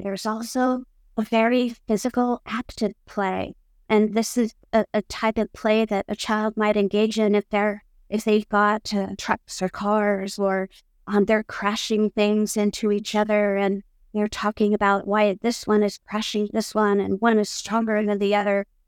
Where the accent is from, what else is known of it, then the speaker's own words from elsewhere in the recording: Iowa, United States; moved away as an adult; now in Hamburg, Germany; I was born in Iowa, in the United States, and have lived in Hamburg for the past twenty-nine years